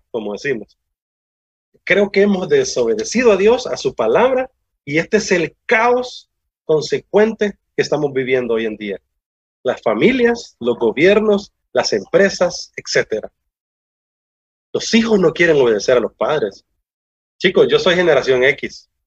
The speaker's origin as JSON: {"language": "Spanish", "country": "Honduras", "said": "Bella es mi tierra, Honduras."}